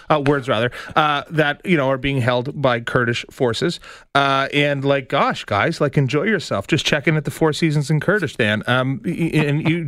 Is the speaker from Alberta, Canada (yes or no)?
no; Scarborough, Ontario, Canada; I grew up in Scarborough.